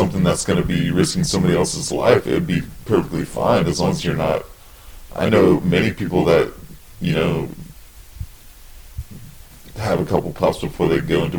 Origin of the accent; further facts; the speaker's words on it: West Coast, United States; moved away; I'm originally from the West Coast